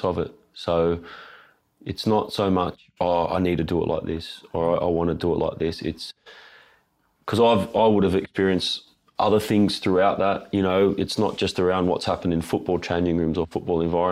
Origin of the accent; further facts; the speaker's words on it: Sydney, New South Wales, Australia; I'm from Sydney